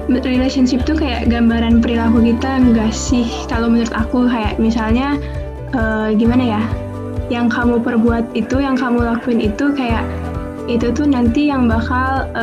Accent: Jakarta, Indonesia; Kebetulan satu kelas sama Kang Yogas, asal dari Jakarta tapi asli orang Sunda.

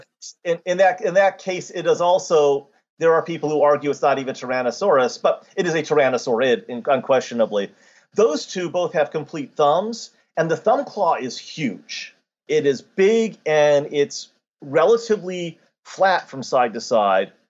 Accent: United States; being an American

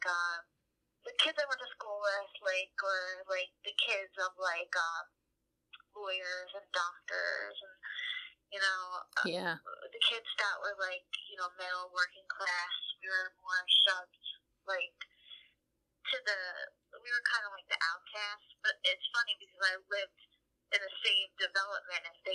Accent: New Jersey, United States; born or raised there

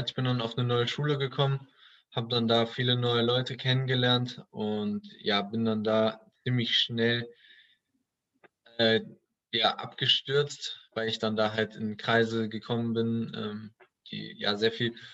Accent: Duisburg, North Rhine-Westphalia, Germany; Ich bin in Duisburg groß geworden. Äh, Duisburg äh, kennen sicherlich einige, ist jetzt nicht dafür bekannt, die schönste Stadt in Deutschland zu sein.

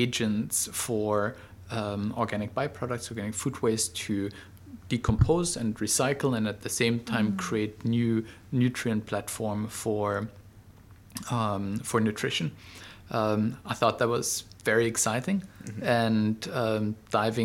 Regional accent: Berlin, Germany; moved away as an adult; now in Singapore; I'm originally from Germany, but have been here in Southeast Asia, in Singapore, for the last 11 years

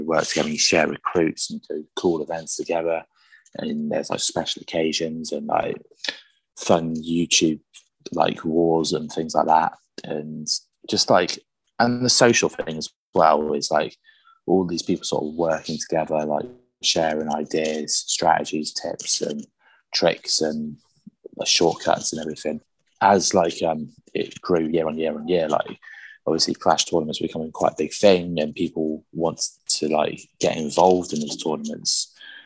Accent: South West England, United Kingdom; I'm from England in the UK.

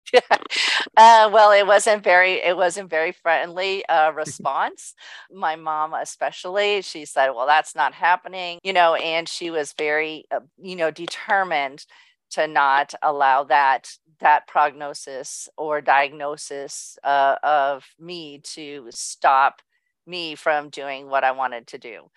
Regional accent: Southern California, United States; also born or lived in Orange, California / Mission Viejo, California; born and raised in Southern California in a small town and Orange and then moved to Mission Viejo

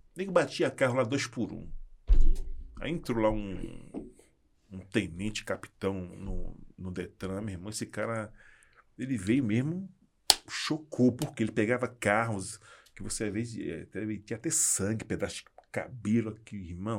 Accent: Salvador, Bahia, Brazil; sou baiano

